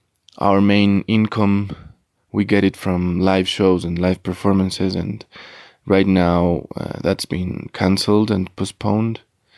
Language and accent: English; Ecuador; I'm from Ecuador and I play in three bands.